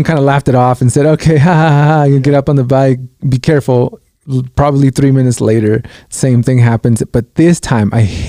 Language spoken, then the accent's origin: English; Guatemala; now in United States; I'm Guatemalan. I was born in Guatemala. My brothers are, but they were born here in the States.